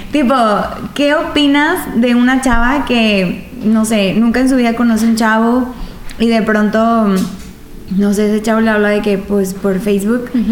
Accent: Mexico; vivimos en una eh, como sociedad mexicana

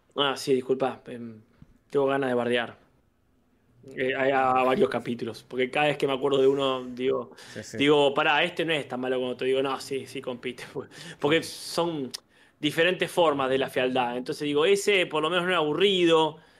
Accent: Argentina; crecí en Argentina

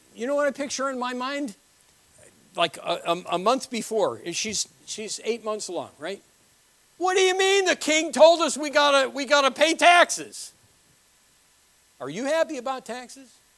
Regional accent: New Britain, Connecticut, United States; moved away; I was born in New Britain, Connecticut.

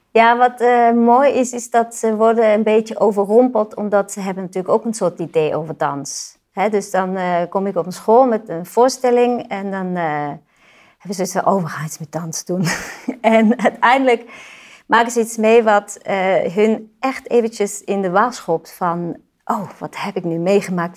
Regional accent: Switzerland; moved away; Ik kom uit Zwitserland

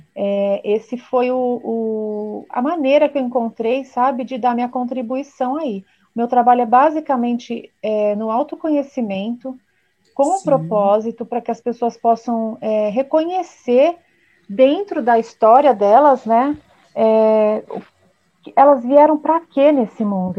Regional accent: São Paulo, Brazil; sou aqui de São Paulo

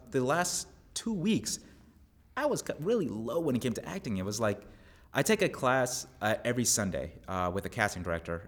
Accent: Long Island, New York, United States; moved away as an adult; now in Texas, United States; where I grew up in Long Island

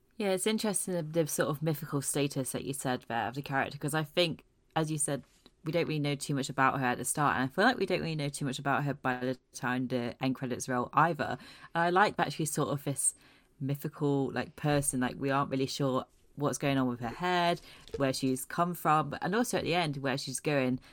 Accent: Aberdeen, Scotland, United Kingdom; I was born and bred in Scotland

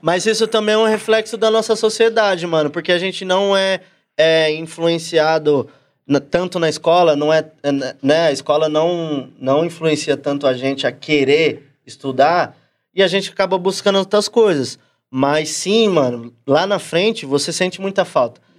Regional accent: São Paulo, Brazil; eu nasci na mesma quebrada que ele, sou lá do Cangaíba, Zona Leste

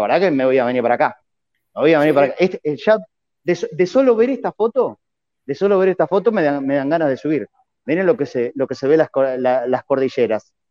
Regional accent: Buenos Aires, Argentina; accent: porteño; yo que vengo de Buenos Aires

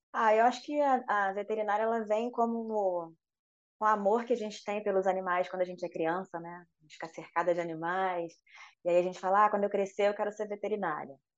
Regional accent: Rio de Janeiro, Brazil; accent: carioca; moved away as an adult; now in Espírito Santo, Brazil; pelo sotaque dá para ver, né? Eu sou carioca

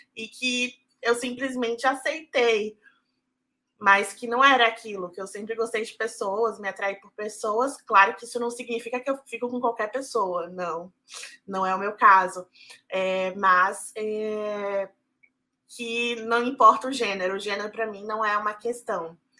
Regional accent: Salvador, Bahia, Brazil; also born or lived in São Paulo; Eu sou de São Paulo, mas cresci em Salvador. É, vim para cá em 2001.

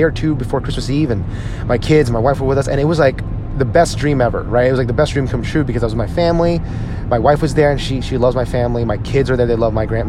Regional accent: New Jersey, United States; where I grew up in New Jersey. I grew up in a largely Jewish town

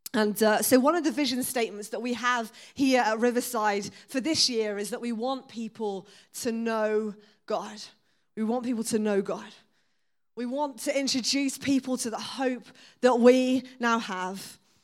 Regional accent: Exeter, South West England, United Kingdom; I was born and raised in Exeter.

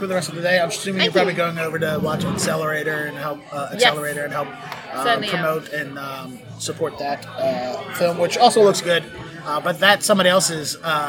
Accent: Baltimore, Maryland, United States; in Baltimore, my hometown, which I'm going back

